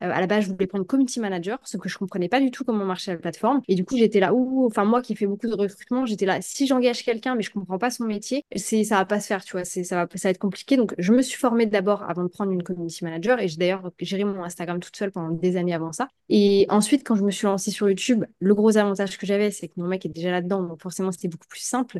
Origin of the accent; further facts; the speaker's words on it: Brest, Brittany, France; now in Thailand; chez moi à Brest